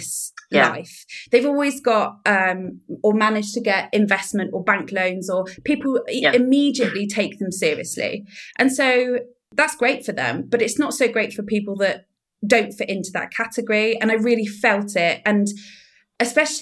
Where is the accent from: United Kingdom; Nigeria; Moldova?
United Kingdom; Somerset, South West England; now in Frome, United Kingdom; it was nice to live in Somerset again because I'm from Somerset.